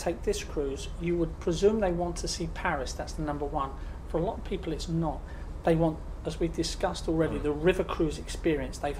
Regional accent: United Kingdom; us as British people here in Europe

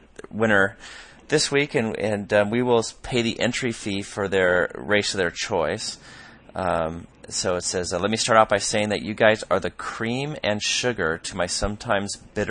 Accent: Michigan, United States; I found a sprint try on August 13th in Onsted, Michigan, not far from my hometown. I currently reside south of Chicago.

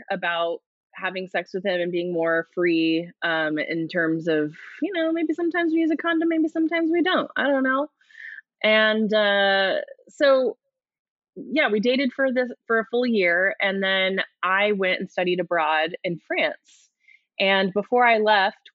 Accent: United States; I'm an American

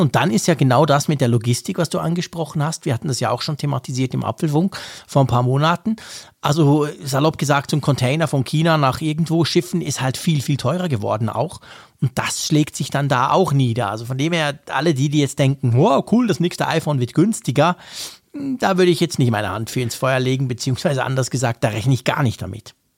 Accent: Switzerland; bei uns in der Schweiz

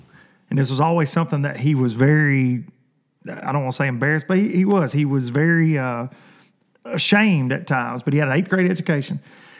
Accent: southern Middle Tennessee, United States; I always say I'm from southern Middle Tennessee.

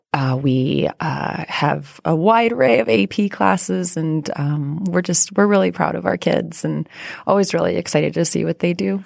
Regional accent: rural Iowa, United States; moved away; I grew up in Iowa

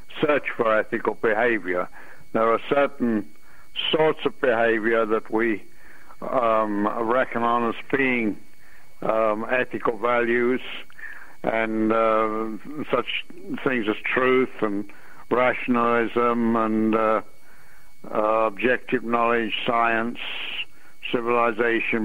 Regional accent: England, United Kingdom; moved away as an adult; also born or lived in London; now in United States; I was born in England, and I went to college in Imperial College London University

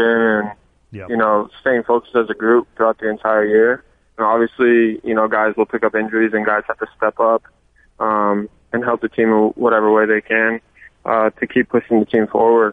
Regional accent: Las Vegas, Nevada, United States; moved away as an adult; also born or lived in Stockton, California; now in Los Angeles, United States; I'm originally from Las Vegas. You know, grew up playing club soccer there.

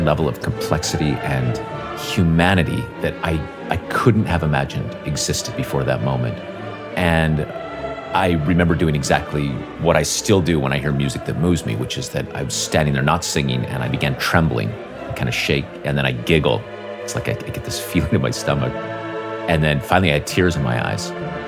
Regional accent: Northern Nevada, United States; I grew up in Northern Nevada

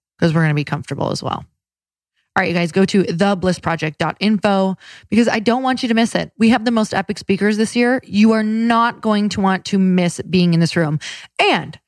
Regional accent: Upper Michigan and Wisconsin, United States; I'm from Upper Michigan and Wisconsin

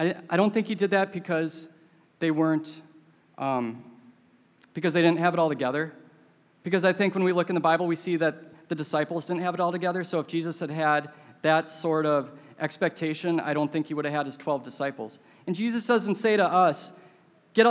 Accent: Minneapolis, Minnesota, United States; I grew up in Minneapolis

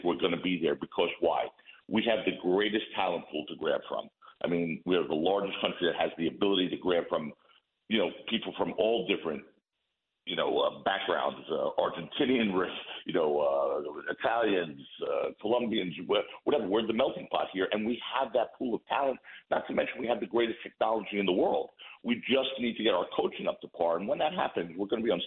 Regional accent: United States; I'm an American. I mean, first and foremost, I'm an American

